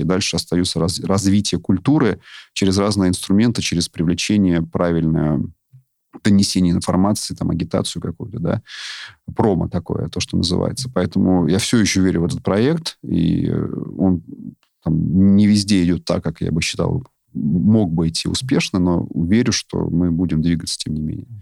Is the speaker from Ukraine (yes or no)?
no; Moscow, Russia; я сам москвич